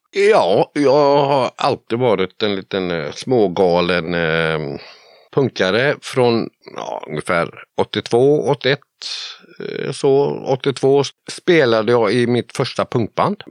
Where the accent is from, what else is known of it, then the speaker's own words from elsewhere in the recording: Borås, Västra Götaland, Sweden; also born or lived in Viskafors; now in north of Gothenburg, Sweden; jag är född och uppvuxen i Borås.